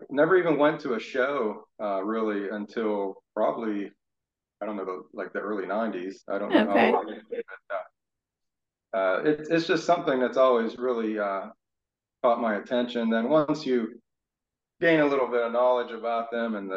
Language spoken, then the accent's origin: English; Southwest Pennsylvania, United States; I'm from Southwest Pennsylvania, about 40 miles out of Pittsburgh.